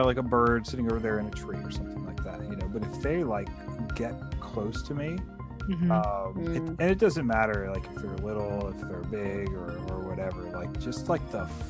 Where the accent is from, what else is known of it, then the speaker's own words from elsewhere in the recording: Virginia, United States; now in Georgia, United States; I grew up in the area around DC. I grew up in Virginia